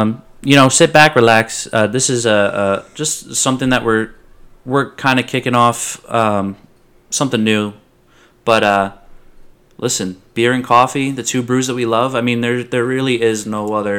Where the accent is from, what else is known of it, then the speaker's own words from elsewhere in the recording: New York, United States; moved away as an adult; also born or lived in Long Island; now in Louisiana, United States; We're from New York.